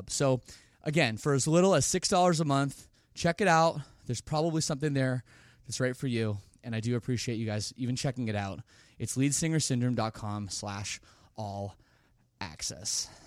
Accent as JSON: {"language": "English", "country": "Canada", "said": "I'm Canadian."}